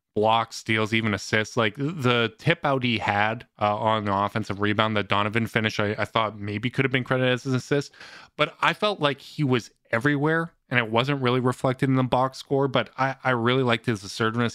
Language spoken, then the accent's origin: English; Canada; as a Canadian